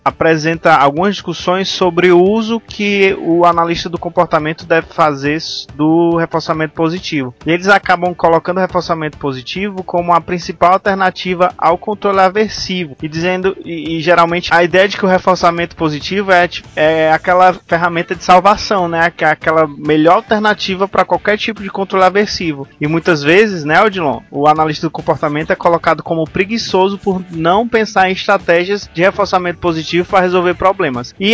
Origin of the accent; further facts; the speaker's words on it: Ceará, Brazil; Não, pô, sou da Serra da Ibiapaba, rapaz.